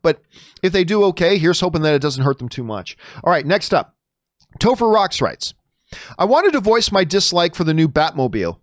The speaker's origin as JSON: {"language": "English", "town": "Hamilton", "region": "Ontario", "country": "Canada", "tie": "born or raised there", "moved": "as an adult", "lives_now": "Los Angeles, United States", "said": "I live Hamilton, Ontario, Cama, Canada, the Hammer, uh, my hometown, greatest city in the world."}